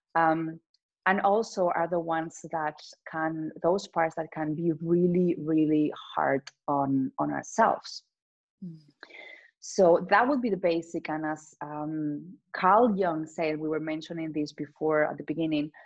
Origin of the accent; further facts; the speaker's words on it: Spain; English is a second language; I come from Spain